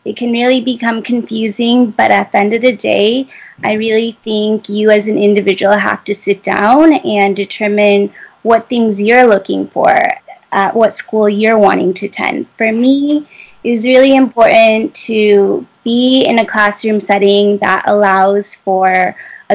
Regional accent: Michigan, United States; I'm originally from Michigan

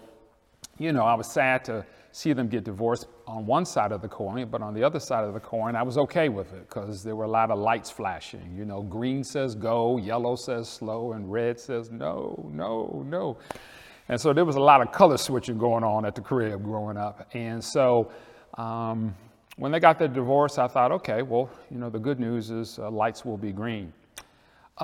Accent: Detroit, Michigan, United States; now in Atlanta, United States; I'm from Detroit

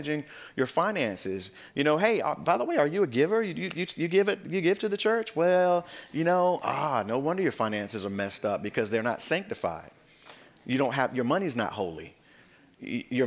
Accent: United States; us as American believers

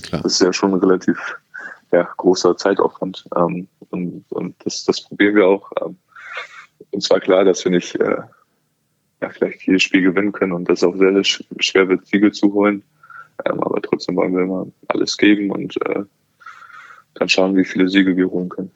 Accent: Hamburg, Germany; Hamburg meine Heimatstadt ist

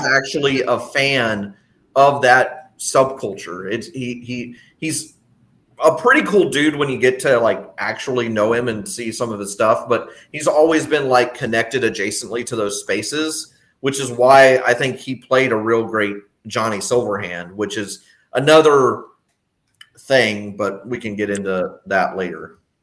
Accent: Texas, United States; I grew up in Texas

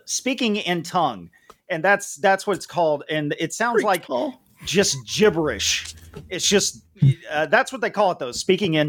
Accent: Alabama, United States; moved away; I come from a red state. I'm from Alabama.

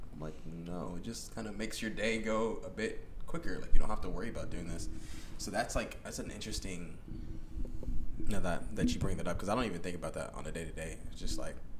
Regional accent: Gwinnett County, Georgia, United States; we grew up in Gwinnett, and while we were growing up in Gwinnett

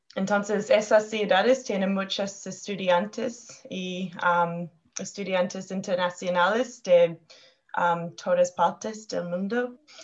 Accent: Wellington, New Zealand; now in Auckland, New Zealand; Y yo vivo en, en Auckland, en la isla norte. Ah, y soy de Wellington, la capital de Nueva Zelanda.

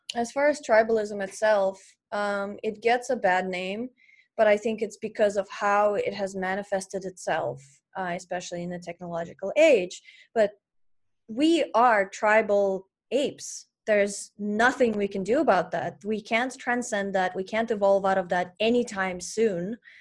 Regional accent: Russia; moved away; I grew up in Russia and we didn't have internet in my town

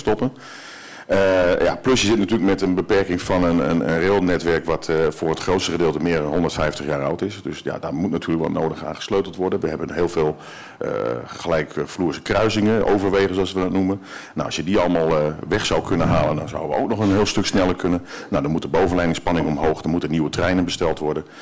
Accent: Haarlem, North Holland, Netherlands; now in northern Netherlands; ik kom zelf uit Haarlem. Ik ben zelf geboren in Haarlem. Ik woon nu eh, al meer dan de helft van mijn leven al in het noorden

